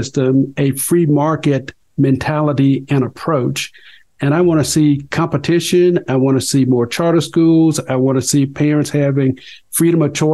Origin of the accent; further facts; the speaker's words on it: Mississippi Delta, United States; moved away; also born or lived in Colorado; I grew up in the Mississippi Delta, son of sharecroppers in the Jim Crow era.